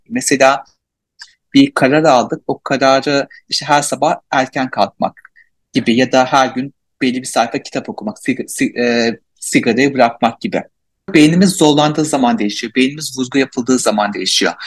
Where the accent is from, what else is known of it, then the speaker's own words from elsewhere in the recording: Malatya, Turkey; Malatyalıyım. Türkiye'de yaşıyorum.